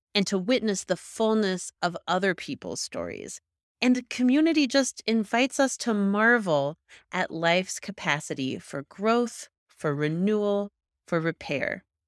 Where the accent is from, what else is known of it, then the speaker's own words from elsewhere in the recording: Kansas, United States; now in Colorado, United States; I'm from Kansas, just north of your home of Oklahoma